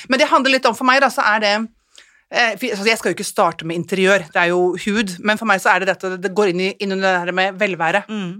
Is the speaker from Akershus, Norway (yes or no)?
yes; Ski, Akershus, Norway; moved away as an adult; also born or lived in Oslo; now in Kolbotn, Norway; nærmere der jeg kommer fra. For jeg er jo skijente